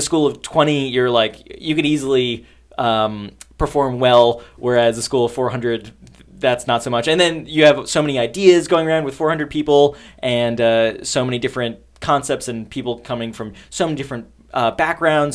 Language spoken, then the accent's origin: English; New York City, New York, United States; I am from New York. I uh, grew up in Long Island, Queens